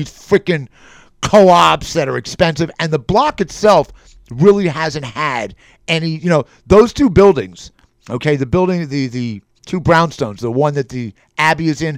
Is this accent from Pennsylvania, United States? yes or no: no; New York City, New York, United States; I'm a New Yorker.